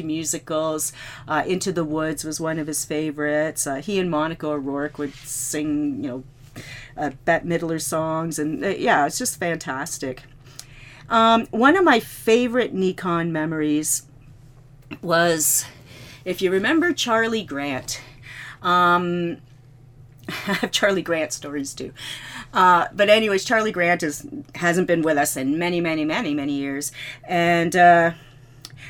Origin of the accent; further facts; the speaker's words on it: Canada; I'm from Canada